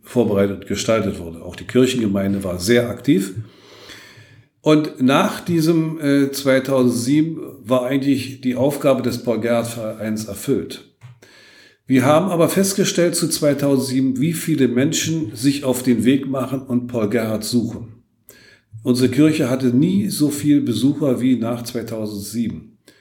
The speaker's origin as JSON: {"language": "German", "town": "Lübben", "region": "Brandenburg", "country": "Germany", "tie": "born or raised there", "said": "ich ja nun gebürtiger Lübner bin und sich mich für meine Stadt auch sehr verbunden fühle"}